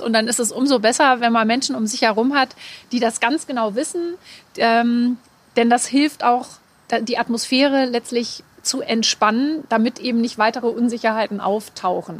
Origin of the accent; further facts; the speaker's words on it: Hanover, Lower Saxony, Germany; als geborene Hannoveranerin